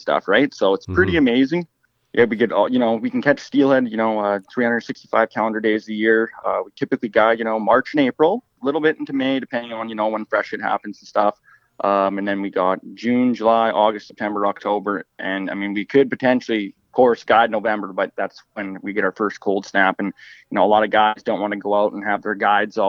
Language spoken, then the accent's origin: English; Fort St. John, British Columbia, Canada; also born or lived in Terrace, British Columbia; I grew up in Fort St. John, British Columbia